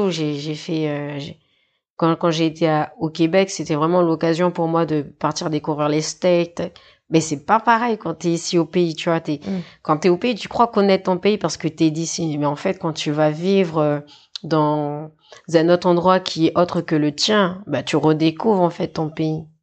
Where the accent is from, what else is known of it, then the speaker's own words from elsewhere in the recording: New Caledonia; also born or lived in Nouméa; Non, non, moi j'ai grandi à Tieta et j'ai grandi à Ouvert, enfin des deux côtés de, de mes parents.